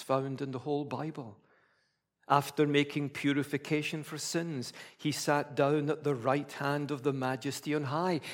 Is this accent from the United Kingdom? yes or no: yes; Scotland, United Kingdom; being a Scottish Presbyterian